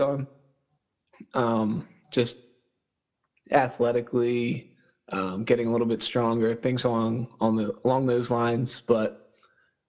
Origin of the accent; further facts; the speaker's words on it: Perkiomen Valley, Pennsylvania, United States; I graduated from Perkiomen Valley in 2017.